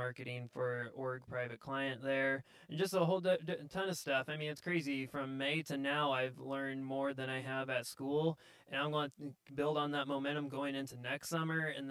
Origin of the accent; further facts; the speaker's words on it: Roanoke, Indiana, United States; I grew up in Roanoke, Indiana my whole life.